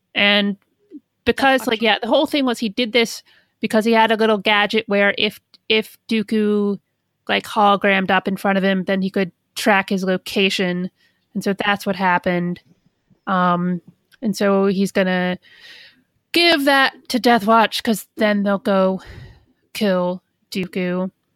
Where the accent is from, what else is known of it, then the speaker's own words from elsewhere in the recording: Midwest, United States; I'm from the Midwest.